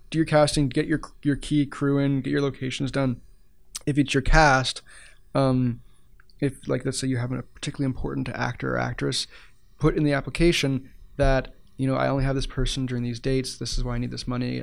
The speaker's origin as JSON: {"language": "English", "town": "Ottawa", "region": "Ontario", "country": "Canada", "moved": "as an adult", "lives_now": "Edmonton, Canada", "said": "I'm actually from Ottawa originally"}